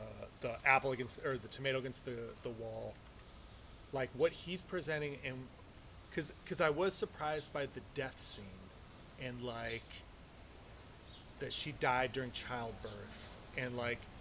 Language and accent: English; United States; being an American